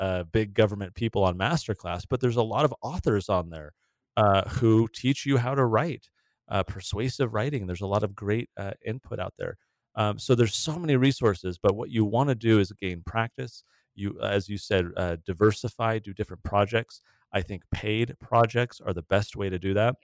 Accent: San Diego, California, United States; moved away; the city where we grew up in San Diego

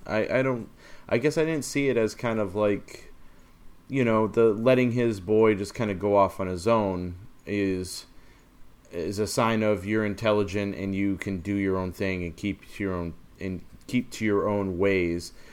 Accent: Maine, United States; growing up in Maine

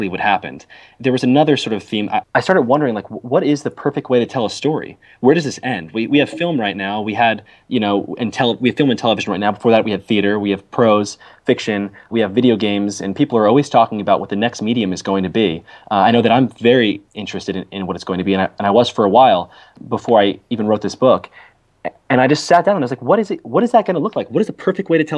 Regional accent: Jersey Shore, New Jersey, United States; So I grew up in New Jersey, on the Jersey Shore

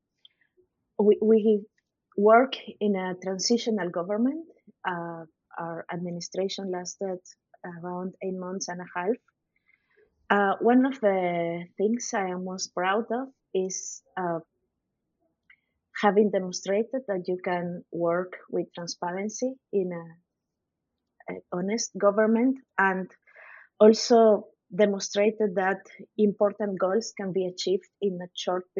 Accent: Lima, Peru; when I was a kid, I lived in the city center of Lima

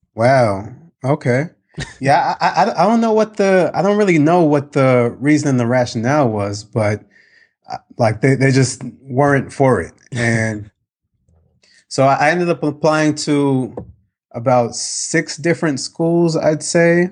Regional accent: New York, United States; I grew up in New York, very diverse

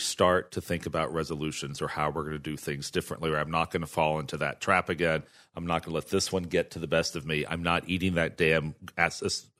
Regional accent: Texas, United States; And as a gay guy growing up in Texas, I grew up at a time where most of us had to also create a parallel family

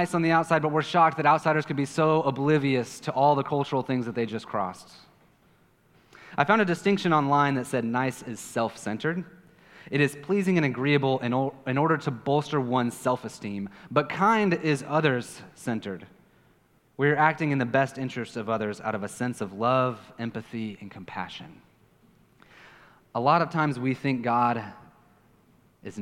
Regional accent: Kansas City, United States; now in Puerto Rico; I'm from Kansas City

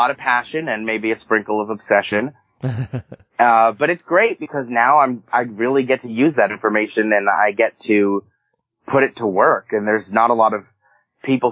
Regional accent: Pennsylvania, United States; moved away as an adult; also born or lived in Pittsburgh, Pennsylvania; now in Los Angeles, United States; I moved here from, I spent 5 years in Pittsburgh. I'm from Pennsylvania

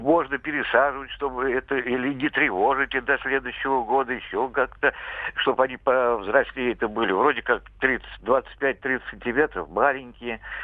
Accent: Samara Oblast, Russia; Я сам из Самарской области

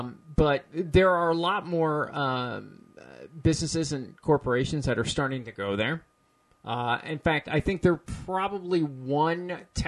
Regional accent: Peoria, Illinois, United States; I'm originally from Peoria.

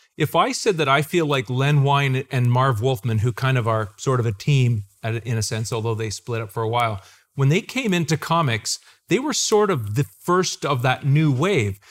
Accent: Clinton, Ontario, Canada; You and I and Isaac are all from a town called Clinton, Ontario in Canada

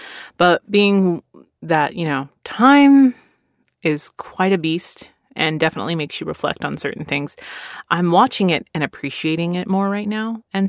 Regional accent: Philadelphia, Pennsylvania, United States; born there; now in Texas, United States; I was born in Philadelphia, and I, as a Navy brat, moved all over the place. But both my parents are from Texas.

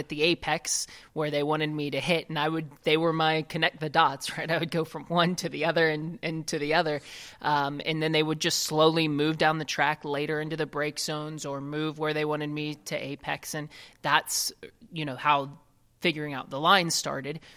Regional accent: Ohio, United States; I grew up in Ohio

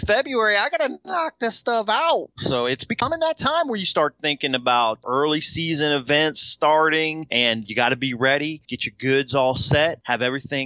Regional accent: Del Rio, Texas, United States; right here in my hometown, Del Rio, Texas

